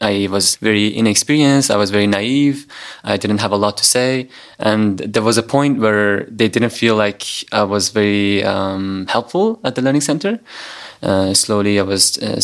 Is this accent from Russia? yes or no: no; Afghanistan; now in Indonesia; I'm 20 years old and I'm from Afghanistan.